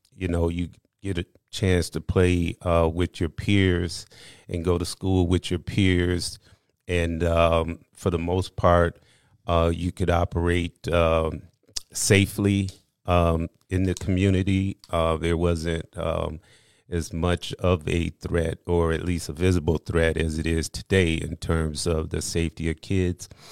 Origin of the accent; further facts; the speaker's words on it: Aurora, Illinois, United States; also born or lived in Missouri; I was raised in Aurora, been here ever since, um, I was a child.